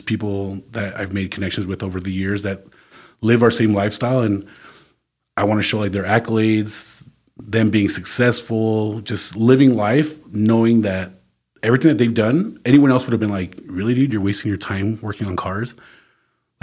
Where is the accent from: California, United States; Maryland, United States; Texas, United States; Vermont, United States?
Texas, United States; El Paso; growing up in the Northeast